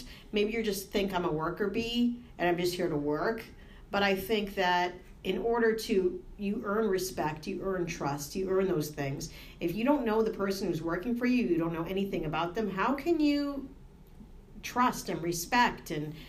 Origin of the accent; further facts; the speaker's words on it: Boston, Massachusetts, United States; moved away as an adult; now in New Jersey, United States; I come from Boston where everybody says like Boston people are mean, like massholes. But honestly, I've lived here 4 years now.